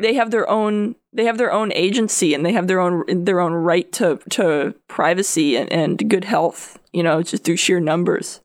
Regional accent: Connecticut, United States; I'm from Connecticut

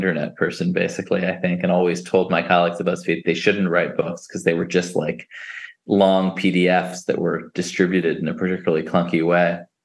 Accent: New York City, New York, United States; also born or lived in Brooklyn, New York; I grew up in the Upper West Side of Manhattan and now live in Ditmas Park in Brooklyn

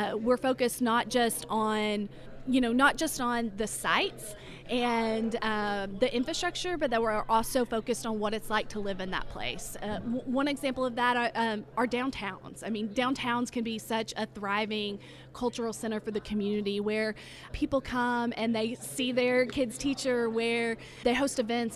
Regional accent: Oneida, Tennessee, United States; I'm from Oneida, Tennessee in Scott County

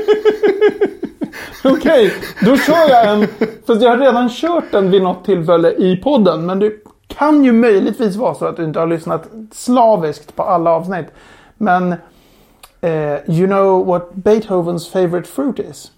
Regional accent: Sweden; Vi är sex stycken svenskar

